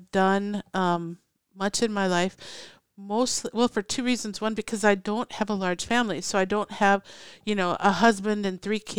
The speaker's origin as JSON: {"language": "English", "region": "Minnesota", "country": "United States", "lives_now": "Oregon, United States", "said": "when I first moved to Oregon, it was it was such a relaxed thing. I came from Minnesota"}